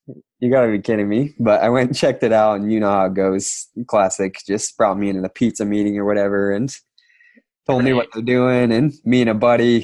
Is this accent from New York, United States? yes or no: no; Kanab, Utah, United States; I grew up in Kanab, Utah, super tiny town, southern Utah, middle of nowhere, basically